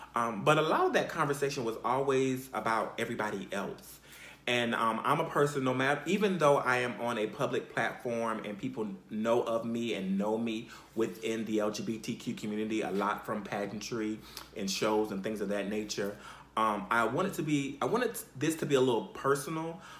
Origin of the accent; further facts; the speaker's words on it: Conway, South Carolina, United States; I basically was raised for the most part in South Carolina. And I'm, I'm from a place called Conway, Conway, South Carolina.